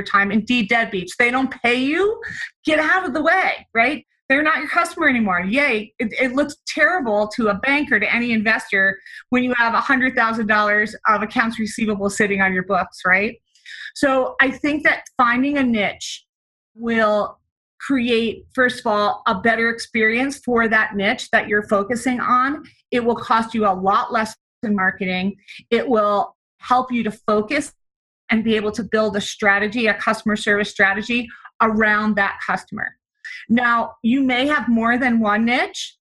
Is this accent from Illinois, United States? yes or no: no; New Jersey, United States; moved away as an adult; also born or lived in New York City / Denver / Grenada; I'm originally from the East Coast, New Jersey